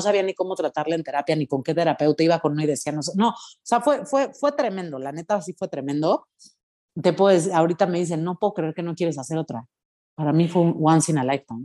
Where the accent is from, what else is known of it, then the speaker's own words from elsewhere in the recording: Mexico; como mexicana digo, o sea, mis ancestros utilizaban esto